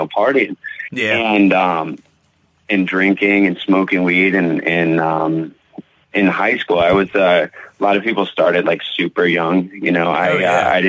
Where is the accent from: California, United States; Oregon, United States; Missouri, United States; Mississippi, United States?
California, United States; Southern; now in Connecticut, United States; I grew up out in California though, out in Southern California